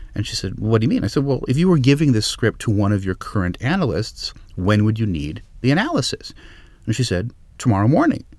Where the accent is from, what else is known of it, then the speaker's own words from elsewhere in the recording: Los Angeles, California, United States; I grew up in Los Angeles